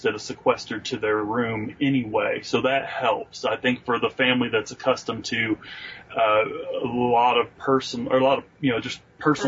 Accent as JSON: {"language": "English", "region": "northern Ohio", "country": "United States", "tie": "born or raised there", "moved": "yes", "said": "So I'm a Yankee. I grew up in Ohio, northern Ohio at that."}